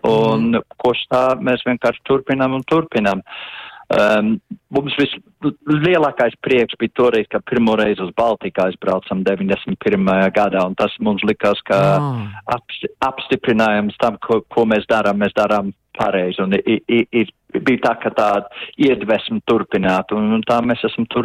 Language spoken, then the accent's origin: Latvian; Latvia; latvieši, kas izveidoja folkloras kopu jau 83. gadā.